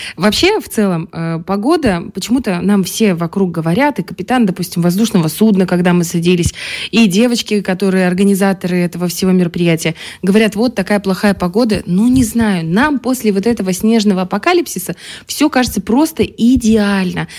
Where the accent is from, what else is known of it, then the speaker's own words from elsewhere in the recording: Transnistria, Moldova; мы Э, вроде как э, маленькая такая республика, маленькая, но гордая республика